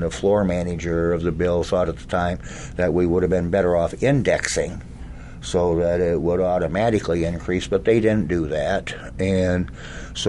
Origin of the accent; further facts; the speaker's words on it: Dubuque, Iowa, United States; I grew up in Dubuque, Iowa